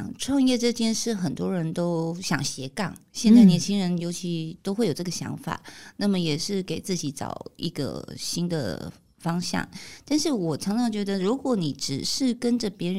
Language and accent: Chinese; Tainan, Taiwan; 像我们台南，我是台南人，